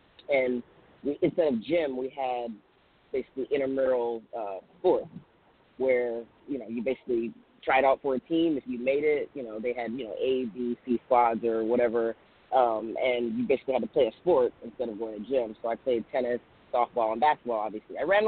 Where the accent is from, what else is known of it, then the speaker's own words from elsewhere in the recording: Nigeria; born there; I had dual citizenship. I was born in Nigeria. So I got to play for Nigeria in the FIBA World Games